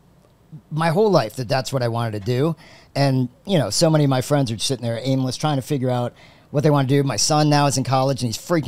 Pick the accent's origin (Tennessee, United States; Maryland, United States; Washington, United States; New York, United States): Maryland, United States; moved away as an adult; also born or lived in Ohio / Cleveland, Ohio; I grew up in Maryland, but I was born in Ohio, and we moved back when I went to college to Cleveland.